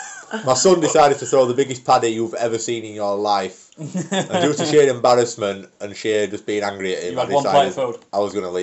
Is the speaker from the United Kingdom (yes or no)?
yes; Yorkshire and the Humber, United Kingdom; Being the up north Yorkshire bouncer lad that I am